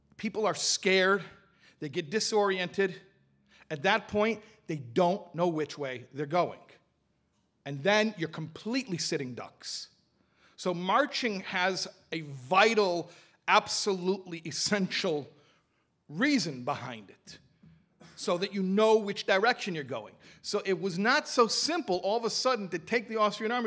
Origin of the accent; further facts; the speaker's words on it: Chicago, Illinois, United States; I'm from Chicago